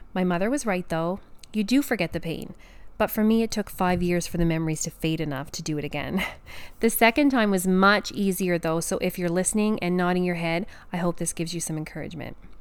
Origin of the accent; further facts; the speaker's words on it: Canada; I'm a Canadian pharmacist